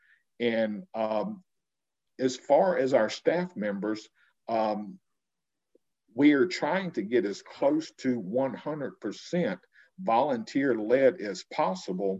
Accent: Columbus, Mississippi, United States; also born or lived in Miami, Florida / Oxford, Mississippi; now in Water Valley, United States; I'm originally from the Miami, Florida area. That's where I was born. But I grew up in the Columbus, Caledonia, Mississippi area

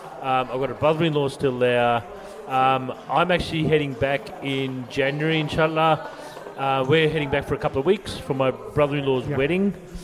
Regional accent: Sydney, New South Wales, Australia; moved away as an adult; also born or lived in Wollongong, Australia; now in Queensland, Australia; originally from Sydney.

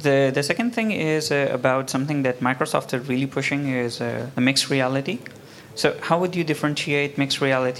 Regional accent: Pakistan; also born or lived in Kuala Lumpur, Malaysia; now in Malaysia; I'm actually from Pakistan

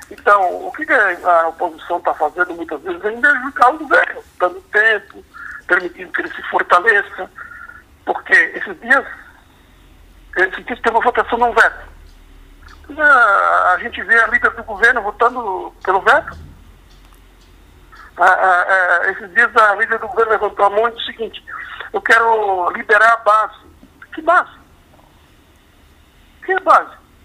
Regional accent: Blumenau, Santa Catarina, Brazil; Bom, eu nasci em Blumenau, né? De, quando construí minha vida em Blumenau, estou em Blumenau, vivo aqui.

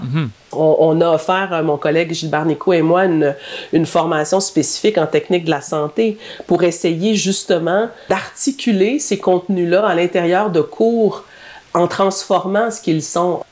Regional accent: Drummondville, Quebec, Canada; je suis native de Drummondville

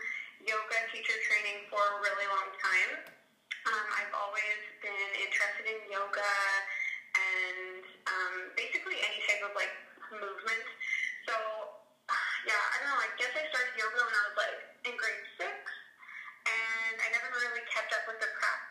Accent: Winnipeg, Manitoba, Canada; now in High River, Canada; I live in High River, Alberta, but I'm originally from Winnipeg.

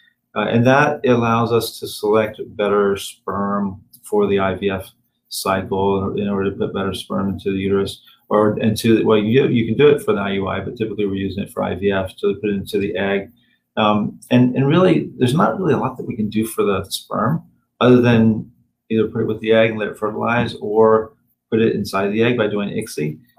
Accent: Tennessee, United States; I'm from Tennessee.

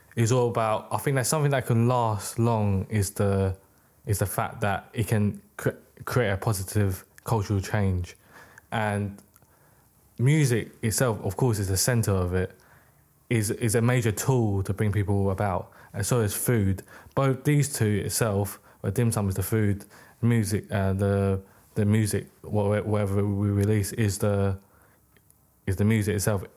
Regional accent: United Kingdom; also born or lived in Hong Kong; I was born in the U K.

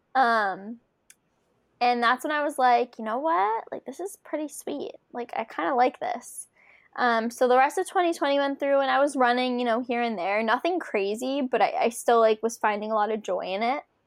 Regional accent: Philadelphia, Pennsylvania, United States; now in Connecticut, United States; my hometown race, the Philadelphia Marathon

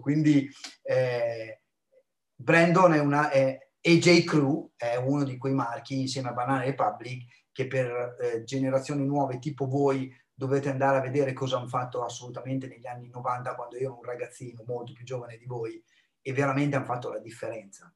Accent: small town near Bologna, Emilia-Romagna, Italy; Io sono di Alteto, non di Bologna, Teto, ancora più piccolo, quattromila abitanti

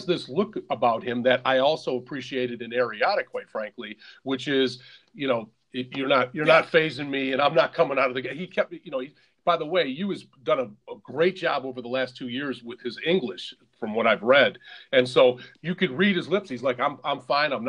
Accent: Michigan, United States; I'm from Michigan

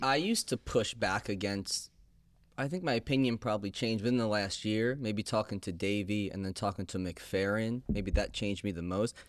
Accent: Chatham, New York, United States; also born or lived in Boston; I lived in Boston for a while, and Paul lived in New York, but we're from Chatham

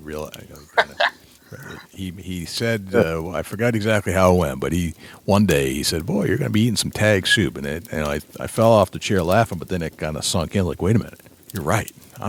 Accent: Winchester, New Hampshire, United States; moved away; I'm from Winchester. I grew up there.

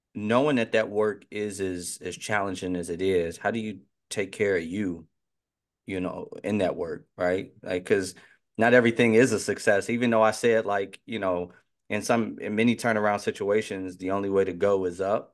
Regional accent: near Chicago, Illinois, United States; growing up near Chicago

